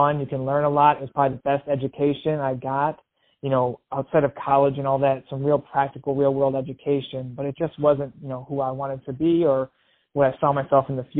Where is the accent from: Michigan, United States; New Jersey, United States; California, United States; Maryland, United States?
Michigan, United States; moved away as an adult; now in Los Angeles, United States; I grew up in Michigan. I moved out to Los Angeles, the land of opportunity